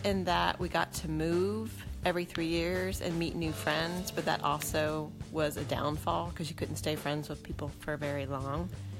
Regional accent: Lexington, Virginia, United States; I was born in Lexington, Virginia, February 10, 1969.

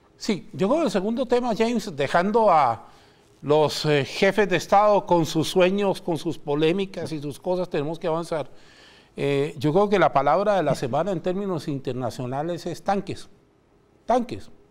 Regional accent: Chile; la nuestra, la chilena

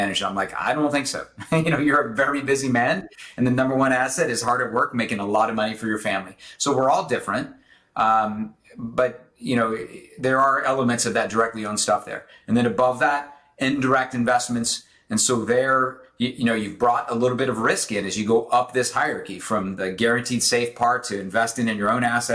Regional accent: Southern Illinois, United States; I grew up in the Midwest in the late 70s, early 80s

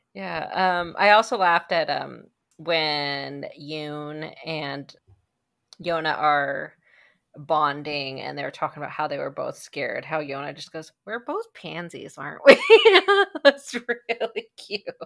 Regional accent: Kansas City, Missouri, United States; We're from Kansas City

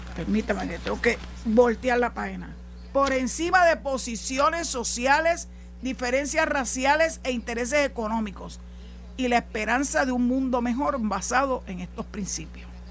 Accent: Puerto Rico; Y somos ciudadanos americanos hace 105 años

